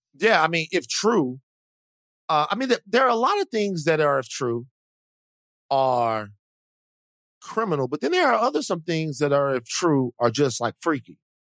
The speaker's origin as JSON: {"language": "English", "country": "United States", "said": "I'm an American"}